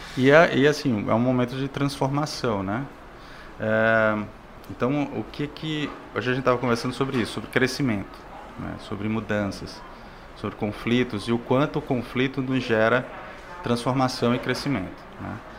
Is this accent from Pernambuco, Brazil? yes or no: yes; Pernambuco, Brazil; also born or lived in Natal / João Pessoa / Espírito Santo; now in Fortaleza, Brazil; Eu, eu sou pernambucano, morei em Natal, morei em João Pessoa, no Espírito Santo